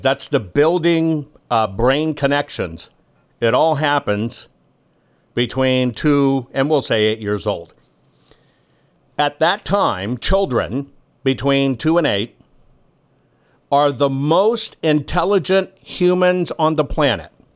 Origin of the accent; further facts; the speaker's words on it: San Antonio, Texas, United States; In San Antonio, Texas, which is literally my hometown, it's where I spent all of my developmental years